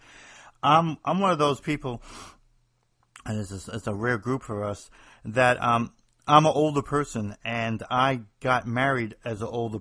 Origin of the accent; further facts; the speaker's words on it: New Jersey, United States; accent: Northeast; moved away as an adult; now in the South, United States; I'm somebody from the Northeast, New Jersey, actually